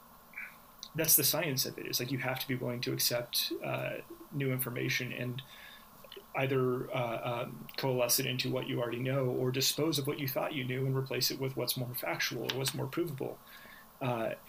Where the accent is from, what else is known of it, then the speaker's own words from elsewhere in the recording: Manhattan Beach, California, United States; now in El Segundo, United States; I live in El Segundo now. I grew up in Manhattan Beach